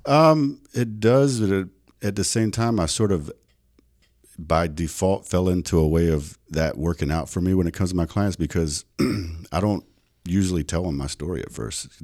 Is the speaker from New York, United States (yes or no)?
no; South Carolina, United States; moved away as an adult; also born or lived in North Dakota; now in Las Vegas, United States; growing up in South Carolina, that was a very, very, very, um, poverty-stricken area